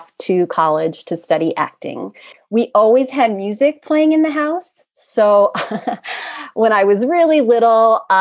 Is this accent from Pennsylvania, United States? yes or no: yes; Pennsylvania, United States; moved away as an adult; now in Washington, D.C. area, United States; I grew up in Pennsylvania. I've lived here in the DC area for, gosh, over 25 years